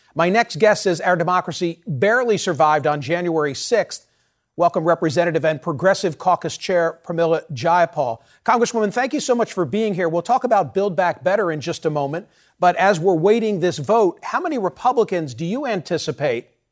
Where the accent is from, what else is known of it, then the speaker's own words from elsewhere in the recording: Pennsylvania, United States; my home state, the Commonwealth of Pennsylvania